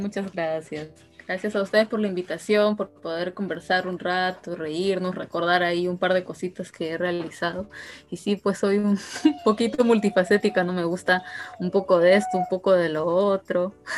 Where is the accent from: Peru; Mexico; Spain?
Peru; Rioja, San Martín; riojano como yo